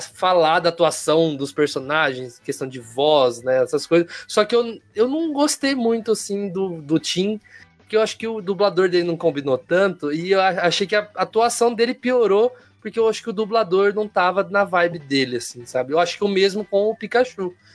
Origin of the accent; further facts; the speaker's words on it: Americana, São Paulo, Brazil; aqui na minha região, região de Campinas aqui, sou de Americana